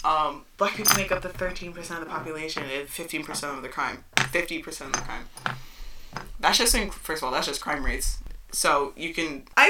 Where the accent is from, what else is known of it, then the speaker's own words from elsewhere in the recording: New York, United States; we're from New York, but we don't sound like Manhattan New Yorkers.